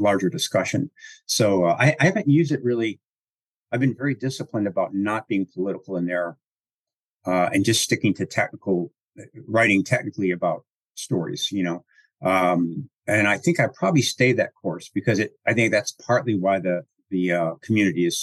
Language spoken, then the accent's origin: English; Chicago, Illinois, United States; accent: Chicago; my Chicago accent